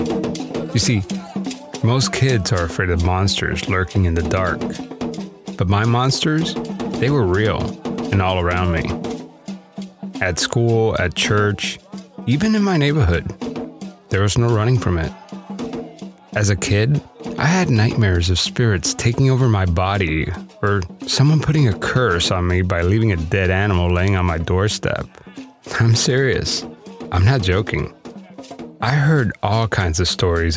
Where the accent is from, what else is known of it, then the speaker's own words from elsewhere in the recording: Miami, Florida, United States; moved away; I grew up Roman Catholic in Miami, Florida